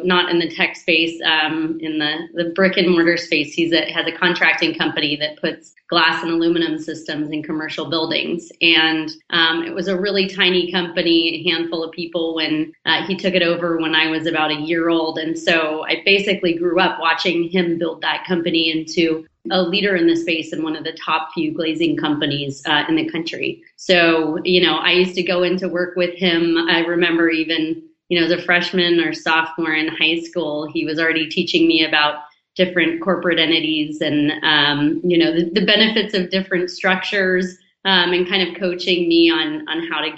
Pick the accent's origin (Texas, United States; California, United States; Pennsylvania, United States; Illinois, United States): California, United States; Danville; I grew up in the East Bay in Northern California in a town called Danville